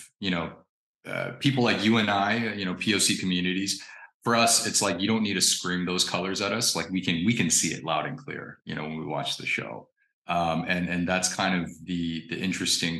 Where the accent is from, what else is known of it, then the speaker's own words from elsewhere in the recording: Indiana, United States; I grew up in Indiana